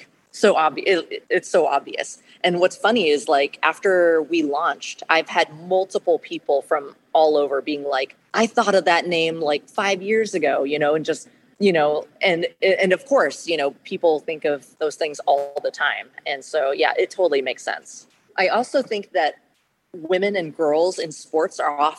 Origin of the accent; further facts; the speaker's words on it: Portland, Oregon, United States; I was born and raised in Portland